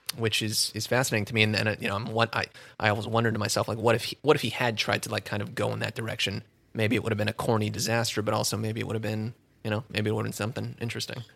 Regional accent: Southern California, United States; also born or lived in Orange County / San Fernando Valley / Koreatown, Los Angeles; I was born and raised all around uh, the the Southern California area. I grew up in Orange County to start, and then the Valley as a teenager

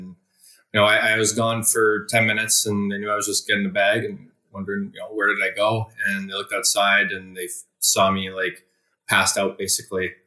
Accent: Hammond, Ontario, Canada; I am from Hammond, Ontario, which is a little town about 45 minutes east of Ottawa.

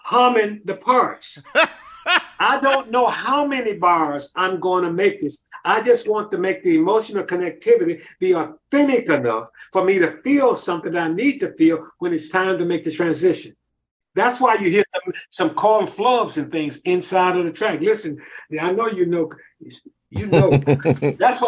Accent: Memphis, Tennessee, United States; Maurice White and I came from Virginia Street

